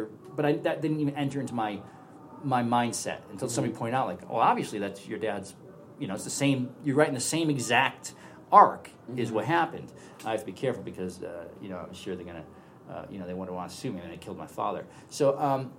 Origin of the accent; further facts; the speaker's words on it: San Francisco, California, United States; I'm from San Francisco